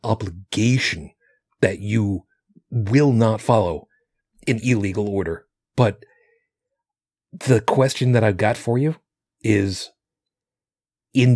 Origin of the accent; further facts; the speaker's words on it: Long Island, New York, United States; Where I grew up in Long Island